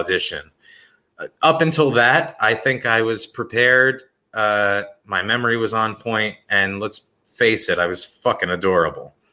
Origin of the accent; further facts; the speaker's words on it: Bergen County, New Jersey, United States; Bergen County, where I grew up